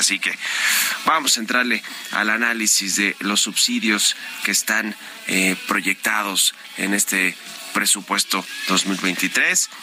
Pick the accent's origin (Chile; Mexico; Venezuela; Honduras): Mexico; somos todos los mexicanos